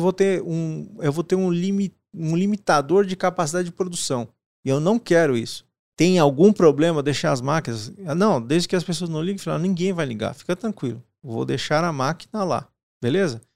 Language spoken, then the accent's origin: Portuguese; Paraná, Brazil; nasci no Paraná